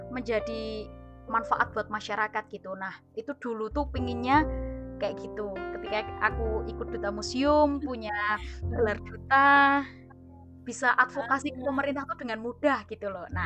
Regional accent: Temanggung, Central Java, Indonesia; Oh, kalau aku sendiri dari Temanggung.

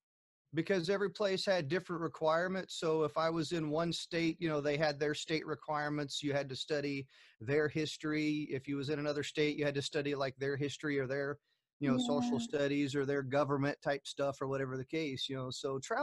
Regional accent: Germany; born there; I was born in Germany, and you know, and once again, traveling from Germany to the U.S.

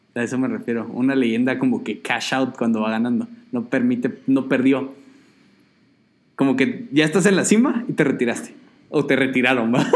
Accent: Guatemala; soy Chapín y ahí usamos el sistema métrico

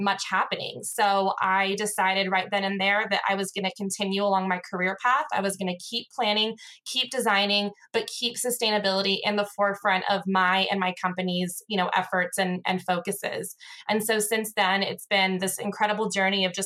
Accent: Los Gatos, California, United States; moved away as an adult; also born or lived in Lake Tahoe area; I actually moved from my hometown, Los Gatos, California

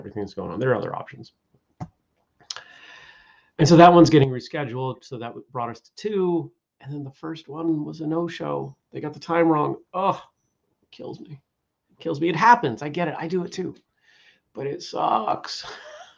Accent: New England, United States; growing up in New England

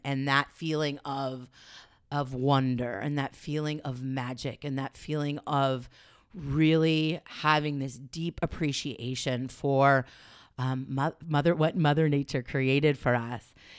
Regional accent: Los Angeles, California, United States; moved away as an adult; now in Oregon, United States; growing up in Los Angeles

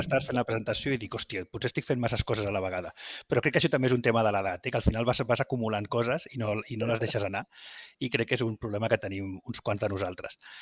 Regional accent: Vilanova i la Geltrú, Catalonia, Spain; els dos som de Vilanova i la Geltrú

